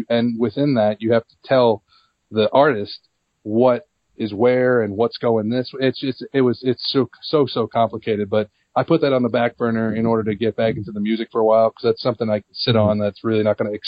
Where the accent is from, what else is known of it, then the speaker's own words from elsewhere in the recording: Long Island, New York, United States; I was born and raised on Long Island